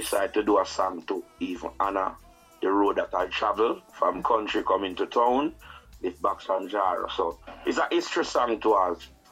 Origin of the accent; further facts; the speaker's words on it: Saint Elizabeth, Jamaica; moved away; also born or lived in Kingston, Jamaica; I'm from Saint Elizabeth